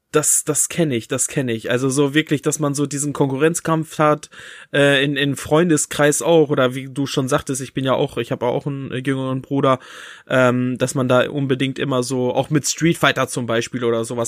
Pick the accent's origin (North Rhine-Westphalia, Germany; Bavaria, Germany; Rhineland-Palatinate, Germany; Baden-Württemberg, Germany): North Rhine-Westphalia, Germany; Bünde; bei uns in Bünde